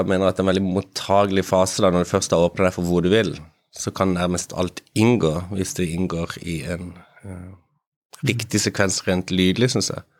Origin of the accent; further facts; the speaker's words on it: Kristiansand, Agder, Norway; jeg kommer fra Kristiansand